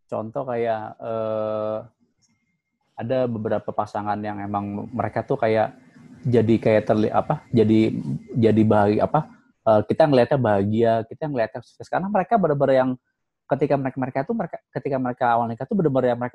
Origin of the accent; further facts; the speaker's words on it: Java, Indonesia; oh iya kita tuh harus pakai budaya karena kita tuh orang Jawa